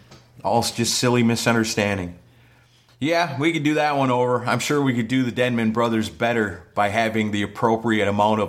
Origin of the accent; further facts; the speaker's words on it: Wisconsin, United States; I guess because I'm from Wisconsin